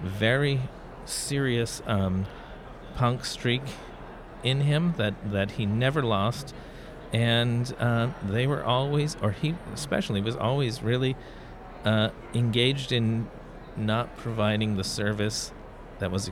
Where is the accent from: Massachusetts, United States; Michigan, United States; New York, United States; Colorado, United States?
Massachusetts, United States; Fairhaven; Growing up in Fairhaven, Massachusetts, at the end of Blackburn Street